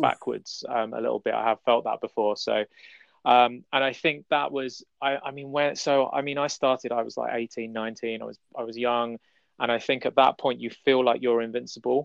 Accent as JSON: {"language": "English", "region": "London", "country": "United Kingdom", "tie": "born or raised there", "said": "I'm I'm from London, um, and I I travel around the city"}